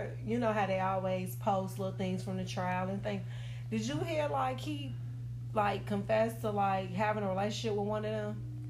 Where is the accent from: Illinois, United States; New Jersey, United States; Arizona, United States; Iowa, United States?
Illinois, United States; Chicago; born or raised there